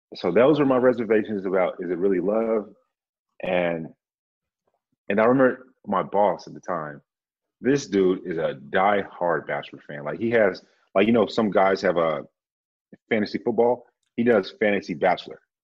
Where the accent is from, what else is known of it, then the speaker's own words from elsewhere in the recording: Grand Prairie, Texas, United States; moved away as an adult; also born or lived in San Antonio, Texas; now in Austin, United States; I'm from uh, Dallas by way of Grand Prairie. So I just say Dallas, Texas. Uh, lived there and then joined the Air Force